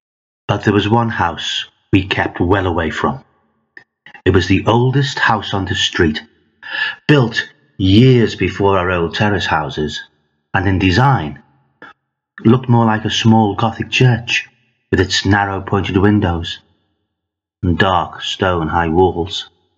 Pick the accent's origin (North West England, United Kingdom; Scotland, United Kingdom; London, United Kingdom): North West England, United Kingdom; Liverpool; Growing up in Liverpool in the 1960s, my playground was amongst the bricks and rubble from shells of houses, colloquially known as Bondies.